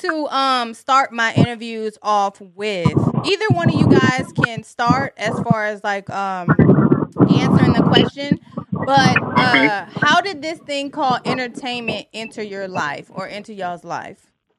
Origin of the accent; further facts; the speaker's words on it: Detroit, Michigan, United States; I'm from Detroit.